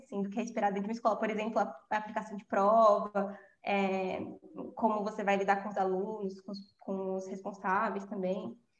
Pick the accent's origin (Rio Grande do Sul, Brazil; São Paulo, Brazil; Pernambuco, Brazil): São Paulo, Brazil; eu sou de São Paulo né falei isso na introdução mas eu sou de São Paulo e moro aqui eu sou eu sou da zona leste